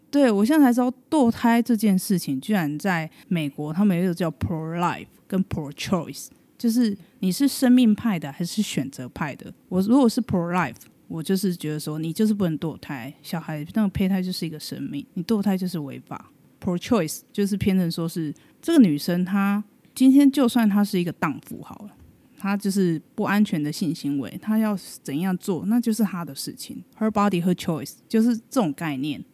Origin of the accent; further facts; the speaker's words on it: Taiwan; 我们一个台湾人